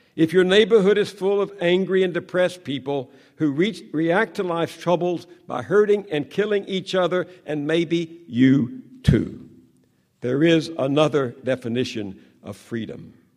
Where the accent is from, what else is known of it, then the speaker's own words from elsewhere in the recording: the South, United States; I grew up in the South where white supremacists ruled